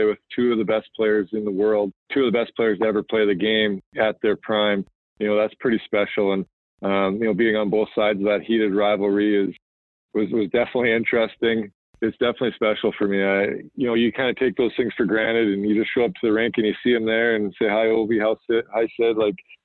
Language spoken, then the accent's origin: English; Canada; as a Canadian